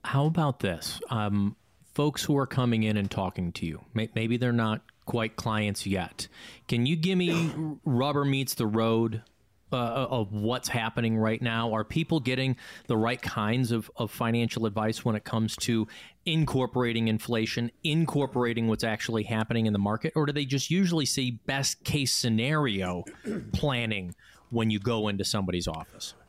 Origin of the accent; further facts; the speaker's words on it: Chicago, Illinois, United States; being born and raised in Chicago